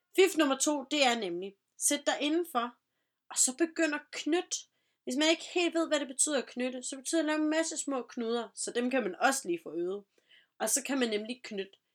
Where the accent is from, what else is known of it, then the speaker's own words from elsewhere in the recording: Vejle, Southern Denmark, Denmark; Jeg er personligt fra Vejle af